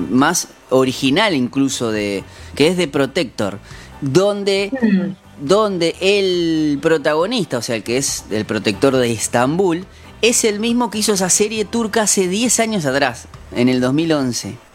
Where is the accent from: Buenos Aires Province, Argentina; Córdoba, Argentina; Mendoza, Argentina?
Córdoba, Argentina; accent: Cordobés; Soy cordobés y ando sin